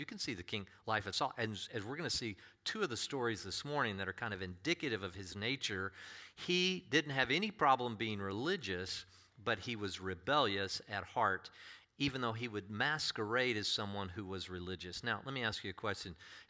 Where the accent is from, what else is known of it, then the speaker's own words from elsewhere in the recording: Texas, United States; also born or lived in Denver, Colorado / Nebraska / Kansas; I was born in Denver, Colorado, actually, and then we went around, and I did a little Nebraska and Kansas, did a lot of Midwest when I was a little kid, and then Texas, different places in Texas.